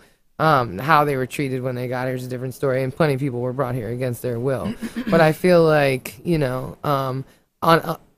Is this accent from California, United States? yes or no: no; Falls Church, Virginia, United States; where I grew up in Falls Church